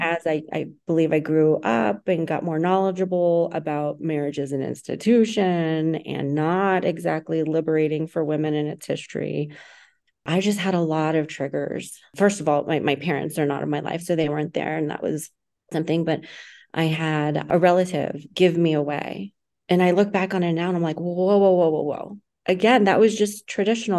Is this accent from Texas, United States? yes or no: yes; Texas, United States; I was born in Texas, Latino family, Latino background, raised in a very extreme religious organization